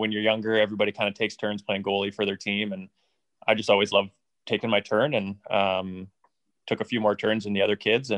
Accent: North Vancouver, British Columbia, Canada; I was born and raised in North Vancouver, BC

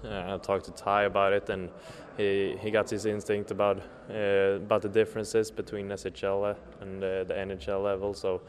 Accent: Linköping, Östergötland, Sweden; I come from Linköping, Östergötland.

